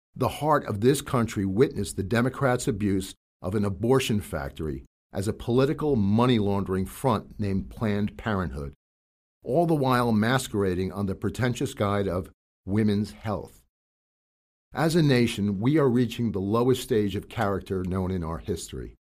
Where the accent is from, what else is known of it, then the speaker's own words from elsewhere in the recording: New York, United States; being a New Yorker